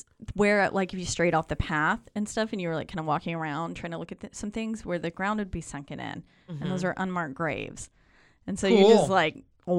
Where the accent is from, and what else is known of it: North Carolina, United States